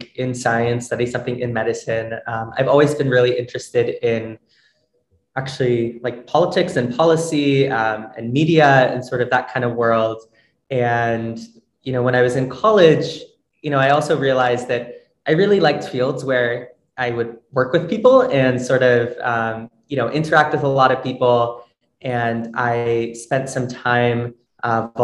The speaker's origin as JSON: {"language": "English", "region": "Northern Virginia", "country": "United States", "moved": "as an adult", "lives_now": "New York City, United States", "said": "I am originally from Northern Virginia, but I moved to New York City for undergrad"}